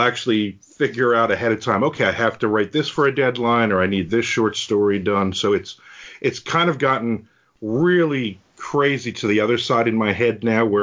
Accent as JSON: {"language": "English", "town": "Belford", "region": "New Jersey", "country": "United States", "tie": "born or raised there", "moved": "yes", "lives_now": "Jacksonville, United States", "said": "Belford is the town that I grew up in. It's this little fishing village in New Jersey"}